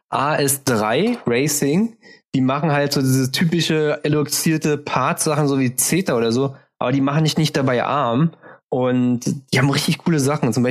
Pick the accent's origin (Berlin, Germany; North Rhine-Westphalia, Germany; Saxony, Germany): Berlin, Germany; Ich finde immer, also wir sind Berliner.